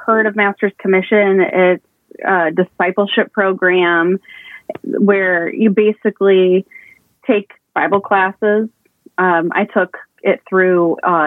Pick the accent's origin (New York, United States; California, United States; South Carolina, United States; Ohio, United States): Ohio, United States; Perrysburg; I'm from Perrysburg, Ohio, originally